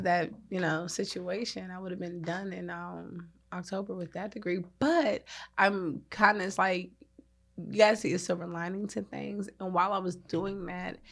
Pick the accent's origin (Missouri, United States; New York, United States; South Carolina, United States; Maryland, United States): Maryland, United States; I'm from Maryland